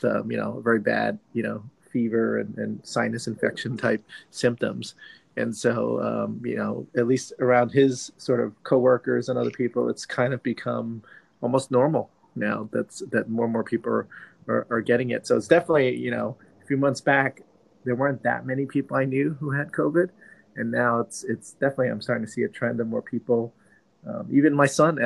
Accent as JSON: {"language": "English", "town": "New York City", "region": "New York", "country": "United States", "said": "I'm a New York guy. I'm from New York."}